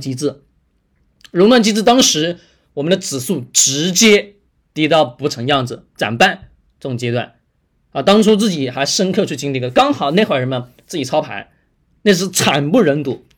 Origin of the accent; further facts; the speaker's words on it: China; 我们中国人本身刻在骨子里面的本能